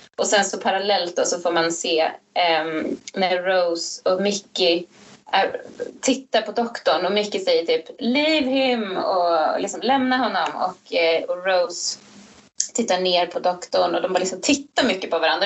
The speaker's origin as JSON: {"language": "Swedish", "country": "Sweden", "said": "jag är för svensk"}